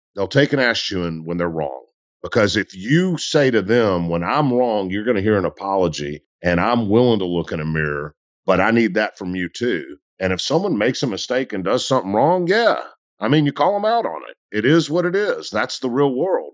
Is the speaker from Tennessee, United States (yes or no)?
yes; Memphis, Tennessee, United States; also born or lived in Delta South; I'm a dude from Memphis who volunteered coaching high school football.